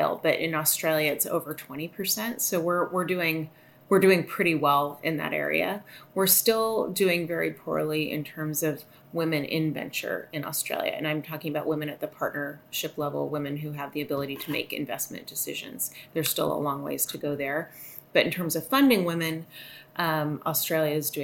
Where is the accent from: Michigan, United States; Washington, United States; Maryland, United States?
Washington, United States; Seattle; I'm from Seattle. I'm sitting here right outside of Seattle now